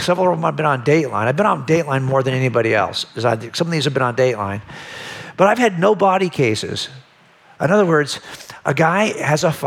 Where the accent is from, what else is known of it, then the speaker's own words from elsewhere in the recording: Los Angeles County, California, United States; I was raised in Los Angeles County